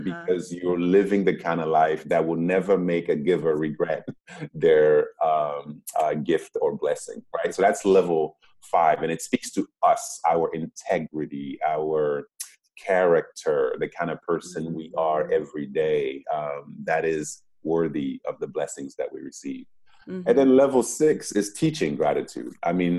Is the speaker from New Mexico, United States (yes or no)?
no; Boston, Massachusetts, United States; born there; moved away; also born or lived in Democratic Republic of the Congo; Like, I was born in Boston before going to the Congo. Now, I was born in the United States. I didn't ask to be born in the United States.